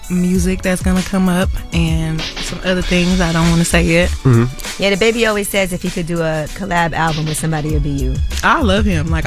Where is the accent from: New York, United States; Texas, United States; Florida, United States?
Texas, United States; Houston; I'm from Houston.